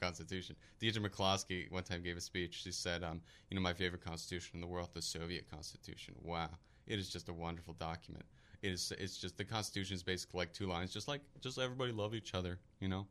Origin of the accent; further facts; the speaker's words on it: Philadelphia, Pennsylvania, United States; I'm from Philadelphia as well